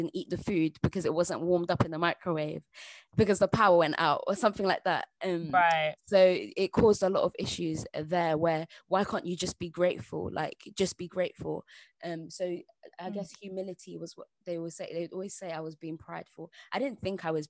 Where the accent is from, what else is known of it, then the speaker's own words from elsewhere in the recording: England, United Kingdom; I was born in the United Kingdom, England to be precise. And my parents are from Sierra Leone